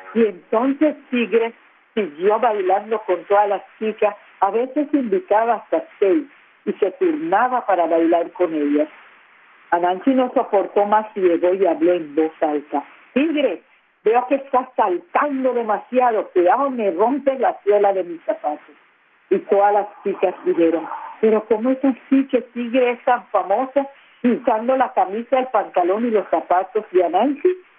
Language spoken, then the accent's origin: Spanish; San Andrés archipelago, San Andrés, Providencia and Santa Catalina, Colombia; first language San Andrés Creole; Spanish is a second language; nuestro idioma que es el friol, que es nuestra lengua materna.